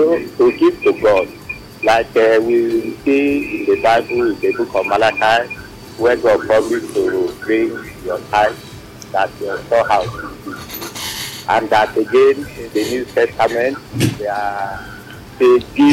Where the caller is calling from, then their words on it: Enugu, Enugu State, Nigeria; I'm calling from Enugu.